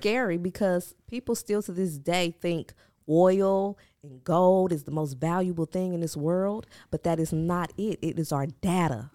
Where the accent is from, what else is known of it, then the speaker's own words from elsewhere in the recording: Milwaukee, Wisconsin, United States; I'm from Milwaukee, so that's, like, an hour outside of Chicago